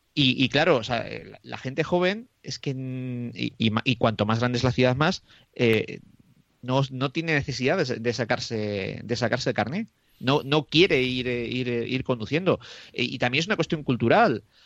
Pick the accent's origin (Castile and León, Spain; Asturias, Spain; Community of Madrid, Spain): Castile and León, Spain; Roa; en mi pueblo que es eh, de Roa, que está a 17 kilómetros de Aranda de Duero